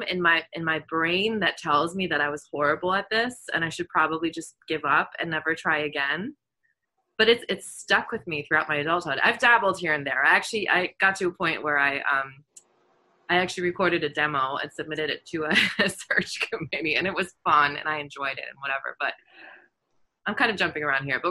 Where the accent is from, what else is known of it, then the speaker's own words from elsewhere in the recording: Germany; moved away; I grew up in Germany